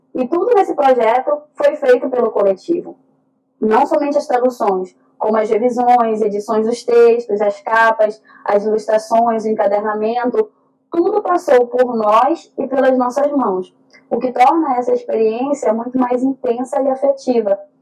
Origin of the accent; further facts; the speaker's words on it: North Region, Brazil; Eu e Vácia somos do norte do Brasil